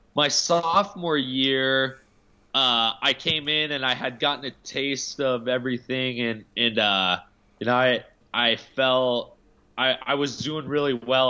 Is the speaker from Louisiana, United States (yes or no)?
no; Alaska, United States; I grew up in Alaska